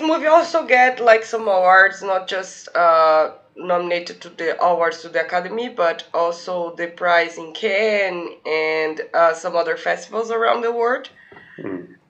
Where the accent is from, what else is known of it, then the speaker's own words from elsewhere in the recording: Brazil; first language Portuguese; English is a second language; I am Brazilian. I speak Portuguese. I am not from Rio